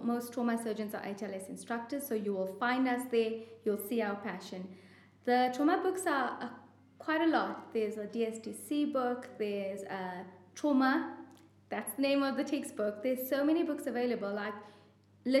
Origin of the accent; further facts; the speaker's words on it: South Africa; as South African trauma surgeons